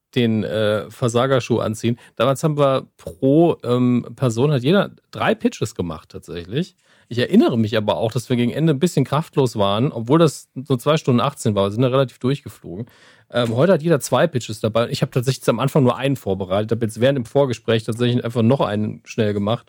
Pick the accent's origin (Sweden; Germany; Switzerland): Germany; Saarland; Ich bin Saarländer, ja. Wir, wir grillen eigentlich automatisch